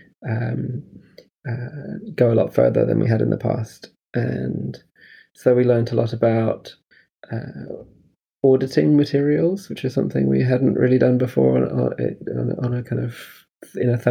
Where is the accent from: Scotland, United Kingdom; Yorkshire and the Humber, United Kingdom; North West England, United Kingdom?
Scotland, United Kingdom; moved away as an adult; also born or lived in London / Los Angeles; I was growing up in Scotland and studying in university in London